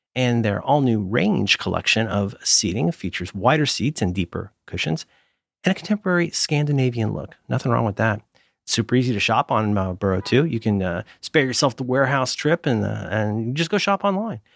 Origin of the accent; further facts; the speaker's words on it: Cincinnati, Ohio, United States; I'm from Cincinnati